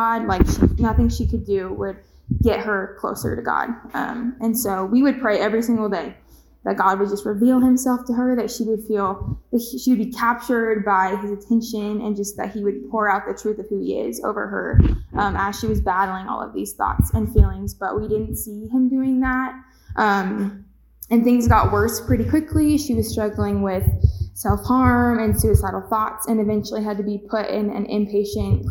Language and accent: English; Kansas City, United States; also born or lived in Manhattan, Kansas; I grew up in Kansas City my whole life